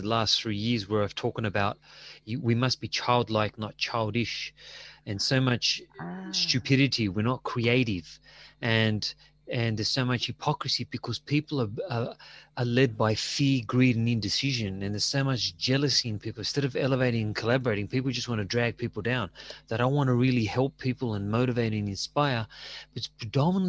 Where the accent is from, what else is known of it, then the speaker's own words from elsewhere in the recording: Australia; I'm Australian, you know, with Greek parents.